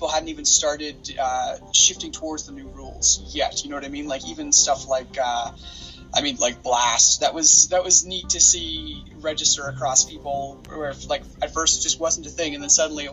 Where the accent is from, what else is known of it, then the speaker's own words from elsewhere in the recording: Capreol, Ontario, Canada; I'm from Cape Rail, the place you should learn about.